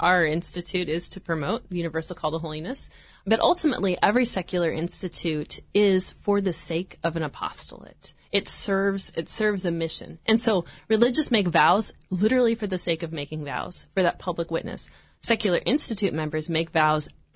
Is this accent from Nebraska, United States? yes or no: yes; Nebraska, United States; moved away as an adult; now in Orange, United States; I'm originally from Nebraska